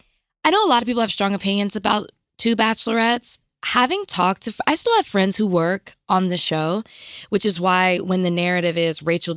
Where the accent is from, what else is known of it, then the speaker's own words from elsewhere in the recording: Dallas, Texas, United States; I'm from Oak Cliff.